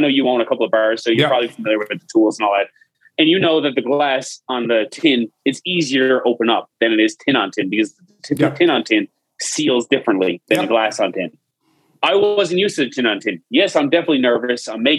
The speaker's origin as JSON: {"language": "English", "town": "St. John's", "region": "Newfoundland and Labrador", "country": "Canada", "said": "Listen, I come from St. John's where I work in pubs and stuff like that."}